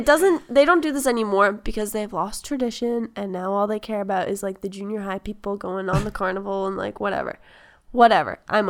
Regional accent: Rehoboth, Massachusetts, United States; I'm from Rehoboth.

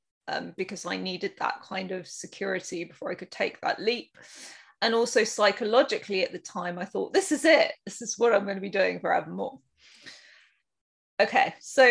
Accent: United Kingdom; I am probably, you can guess from my accent, from the UK

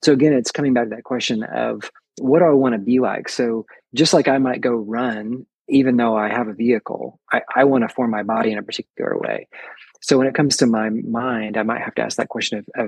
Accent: the South, United States; down in the South, we use the word y'all

